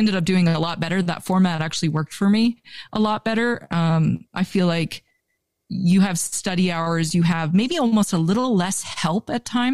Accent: Vancouver, British Columbia, Canada; moved away as an adult; now in Montana, United States; growing up in Vancouver was an incredible childhood

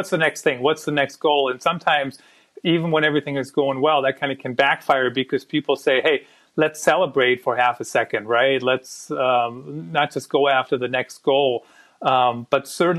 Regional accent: Germany; English is a second language; moved away; I grew up in Germany

